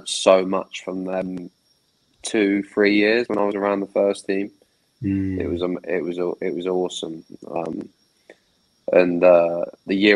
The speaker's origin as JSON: {"language": "English", "town": "Southampton", "region": "South East England", "country": "United Kingdom", "tie": "born or raised there", "said": "I was born in Southampton, raised in Southampton"}